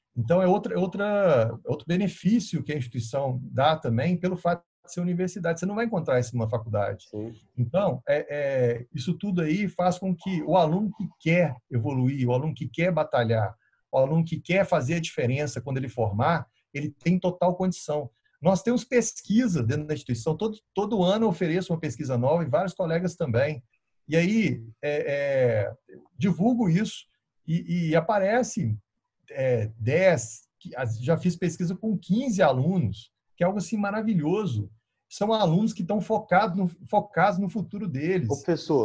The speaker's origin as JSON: {"language": "Portuguese", "region": "Minas Gerais", "country": "Brazil", "said": "a gente é mineiro"}